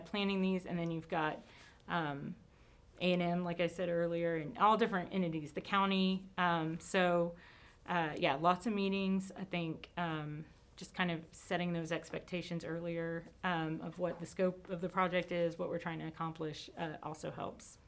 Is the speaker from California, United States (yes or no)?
no; College Station, Texas, United States; born or raised there